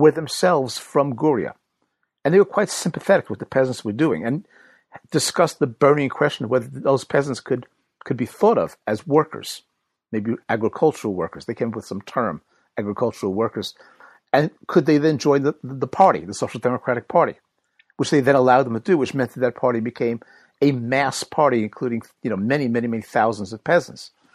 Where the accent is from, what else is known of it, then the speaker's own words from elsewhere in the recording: United States; accent: American; moved away as an adult; now in London, United Kingdom; I live in London at the moment, but as you can tell from my accent, I'm, I'm American-born.